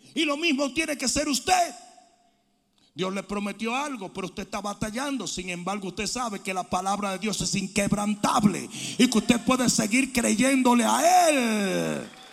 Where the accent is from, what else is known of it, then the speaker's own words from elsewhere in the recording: Dominican Republic; moved away; decían en mi país, buchipluma nomás. Los dominicanos saben lo que estoy hablando